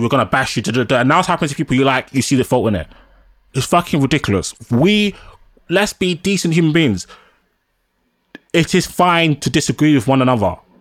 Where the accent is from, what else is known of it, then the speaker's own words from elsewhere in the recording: London, United Kingdom; Nigerian and black, born and raised in London.